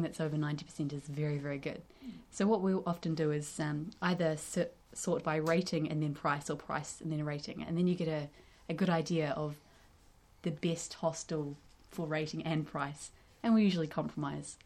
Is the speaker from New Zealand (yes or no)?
yes; North Island of New Zealand, New Zealand; we're from the North Island